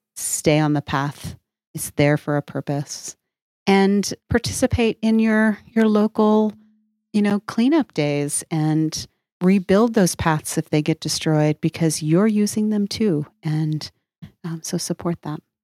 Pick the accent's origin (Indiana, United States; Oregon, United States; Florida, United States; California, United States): Oregon, United States; now in New Mexico, United States; I, I grew up in Oregon where, uh, it, which is not a landlocked, um, state. And, and of course, now I live in New Mexico